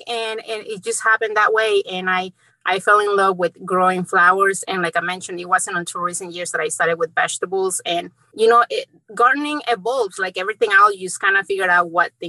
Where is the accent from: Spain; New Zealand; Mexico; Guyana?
Mexico; also born or lived in central Indiana; now in Indiana, United States; I grew up in Mexico, and being in from a small town in Mexico